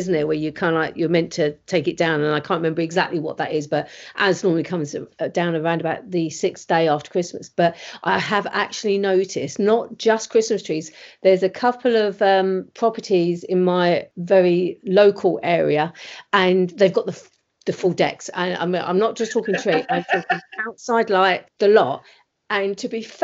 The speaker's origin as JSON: {"language": "English", "country": "United Kingdom", "said": "We're British"}